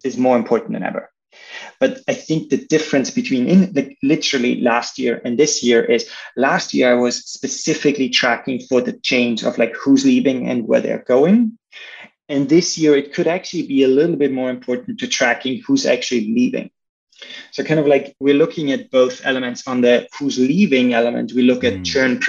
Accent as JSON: {"language": "English", "country": "Austria", "also_born_or_lived": "Chicago, United States", "moved": "as an adult", "lives_now": "San Francisco, United States", "said": "originally, I'm from Austria"}